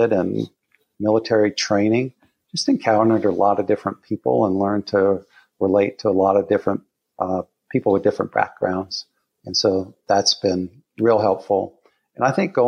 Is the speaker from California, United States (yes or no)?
no; Southern Colorado, United States; moved away; I was born in Southern Colorado